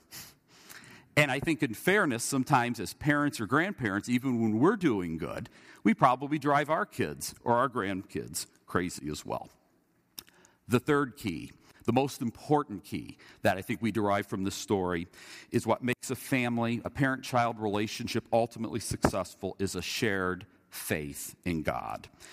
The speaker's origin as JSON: {"language": "English", "region": "Indiana", "country": "United States", "tie": "born or raised there", "said": "growing up in Indiana"}